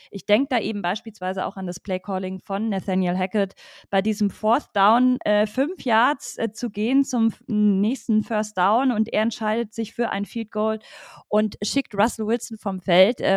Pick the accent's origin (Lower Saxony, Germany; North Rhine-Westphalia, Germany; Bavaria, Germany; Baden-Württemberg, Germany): Bavaria, Germany; Munich; now in Berlin, Germany; Äh, ich komme äh, komm aus München, genau.